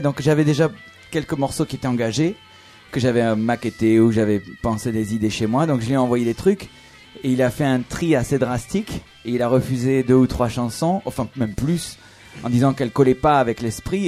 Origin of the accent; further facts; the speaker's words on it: France; accent: French; avec mon accent français